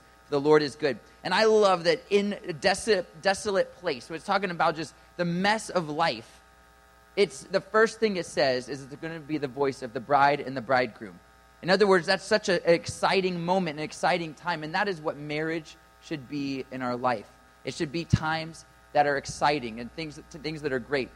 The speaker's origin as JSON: {"language": "English", "region": "Ohio", "country": "United States", "said": "I'm from Ohio"}